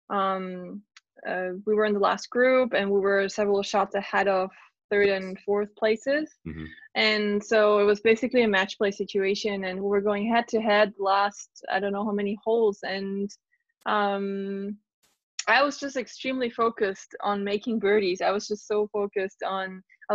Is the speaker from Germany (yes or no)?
yes; Germany; being in my home country